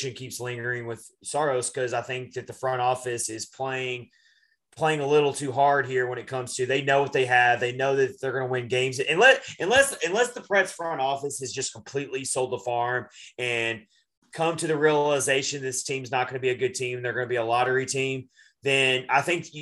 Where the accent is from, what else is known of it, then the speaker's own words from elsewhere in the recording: Nashville, Tennessee, United States; I'm from Nashville.